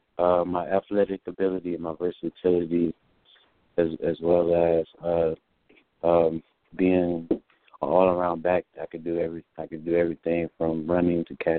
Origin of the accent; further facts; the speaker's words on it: Fort Lauderdale, Florida, United States; also born or lived in Deerfield Beach, Florida / Coral Springs, Florida; I was born and raised in Fort Lauderdale